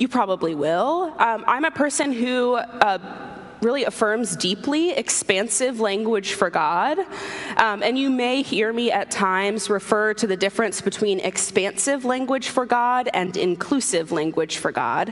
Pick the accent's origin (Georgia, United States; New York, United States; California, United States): Georgia, United States; Atlanta; moved away as an adult; also born or lived in Sewanee, Tennessee / Austin, Texas / Fayetteville, Arkansas; now in Washington, DC, United States; I grew up in Atlanta. I was born and raised there. I lived there until I went to college.